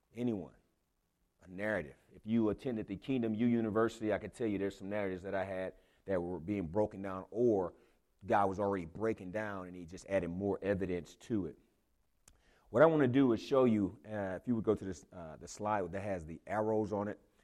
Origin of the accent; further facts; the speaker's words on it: Houston, Texas, United States; moved away; I'm from Houston